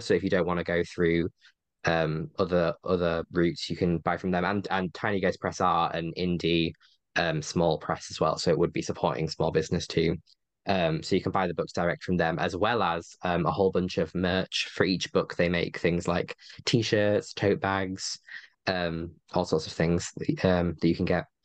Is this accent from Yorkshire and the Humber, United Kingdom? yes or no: yes; Yorkshire and the Humber, United Kingdom; my hometown, which is like a, I know, twenty-minute train away from where they are